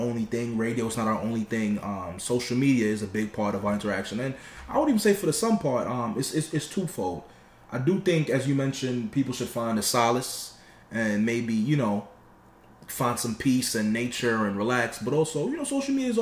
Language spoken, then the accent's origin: English; United States; also born or lived in Binghamton / Jamaica (ancestry); growing up here in the States